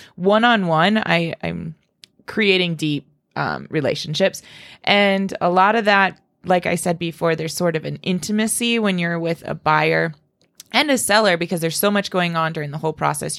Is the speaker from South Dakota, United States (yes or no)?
yes; Spearfish, South Dakota, United States; I was born and raised in Spearfish